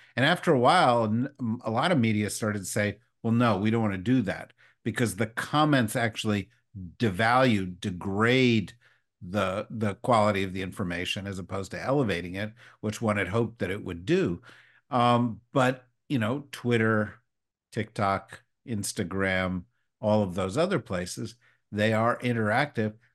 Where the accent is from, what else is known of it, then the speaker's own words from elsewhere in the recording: Summit, New Jersey, United States; also born or lived in Berkeley Heights, New Jersey; I grew up as a little kid in Berkeley Heights, New Jersey uh, just was just a, across Route 22 from where you were. And then I we moved to Summit